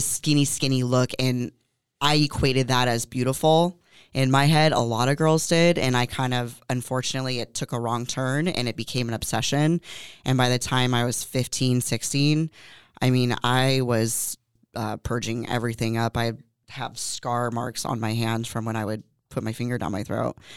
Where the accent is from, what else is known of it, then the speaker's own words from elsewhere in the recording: Moorpark, California, United States; moved away as an adult; also born or lived in San Fernando Valley, California; now in Oxnard, United States; I actually was born and raised in Moore Park, California, so about twenty minutes away from here